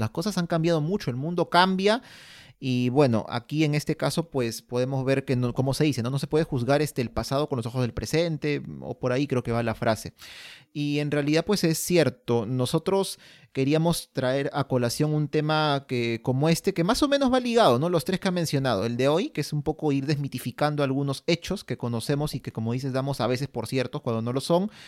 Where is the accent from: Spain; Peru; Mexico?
Peru; somos peruanos